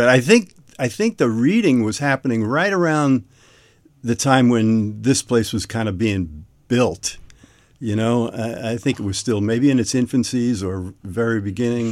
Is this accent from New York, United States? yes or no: yes; New York City, New York, United States; moved away as an adult; now in Wellfleet, United States; I, am originally as a kid out of New York City. I grew up in in uh, Brooklyn, Queens